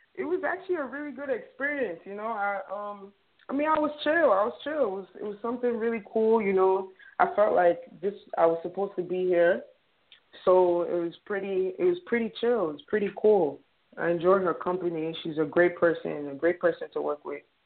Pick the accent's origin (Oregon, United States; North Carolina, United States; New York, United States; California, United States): New York, United States; New York City; also born or lived in Nigeria; growing up in the Bronx